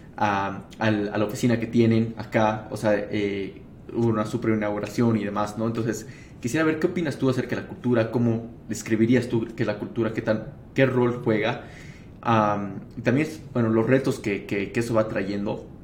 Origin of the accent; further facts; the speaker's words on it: Bolivia; como bolivianos